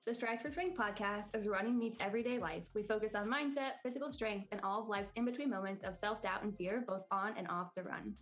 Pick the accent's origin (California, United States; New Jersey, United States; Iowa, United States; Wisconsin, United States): Iowa, United States; now in North Carolina, United States; I live in the state of North Carolina, but I was born and raised in Iowa